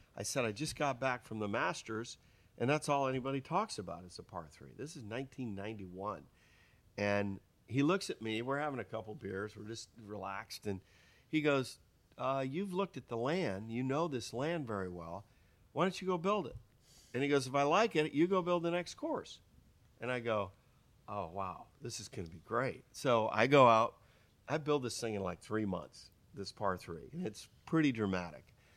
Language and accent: English; Pennsylvania, United States; also born or lived in Michigan; I was from Pennsylvania after Michigan. I went from Michigan to Pennsylvania